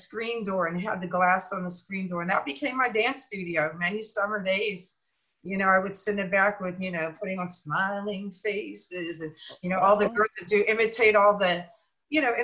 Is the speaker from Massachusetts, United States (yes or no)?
no; Pittsburgh, Pennsylvania, United States; I'm originally from Pittsburgh, Pennsylvania